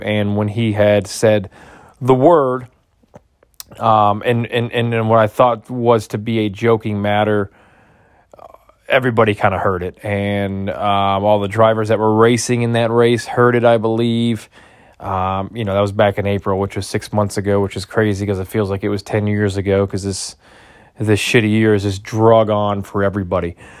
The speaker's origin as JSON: {"language": "English", "area": "near Gary", "region": "Northwest Indiana", "country": "United States", "tie": "born or raised there", "said": "I grew up in Northwest Indiana, right outside of Gary."}